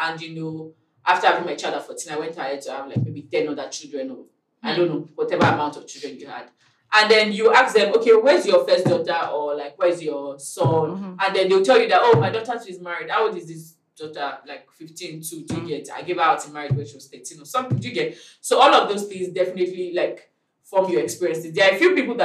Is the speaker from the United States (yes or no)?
no; Nigeria; as a Nigerian living in Nigeria